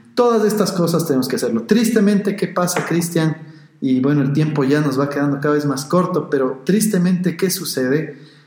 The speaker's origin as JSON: {"language": "Spanish", "town": "Quito", "region": "Pichincha", "country": "Ecuador", "said": "los que somos de Quito y también aficionados al fútbol"}